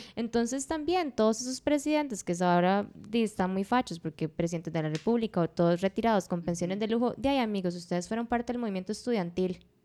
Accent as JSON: {"language": "Spanish", "region": "Occidente", "country": "Costa Rica", "said": "yo soy de Occidente, digamos, yo soy de una zona rural"}